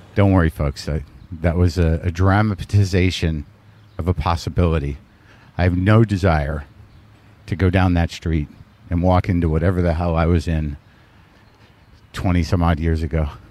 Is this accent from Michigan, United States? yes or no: no; New Mexico, United States; I grew up in New Mexico